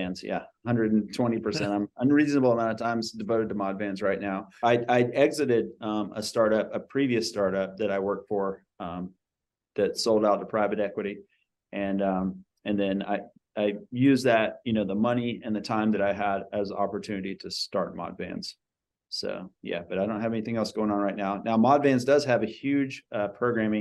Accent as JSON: {"language": "English", "region": "Georgia", "country": "United States", "tie": "born or raised there", "moved": "as an adult", "lives_now": "California, United States", "said": "I grew up in Georgia"}